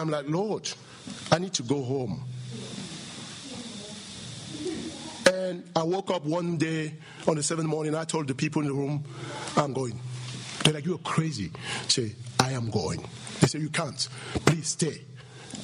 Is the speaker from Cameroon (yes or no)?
yes; Cameroon; From Cameroon